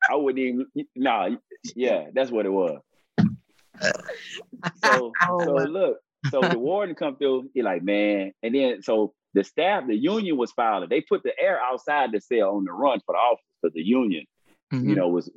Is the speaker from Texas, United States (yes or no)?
yes; Texas, United States; I'm from Texas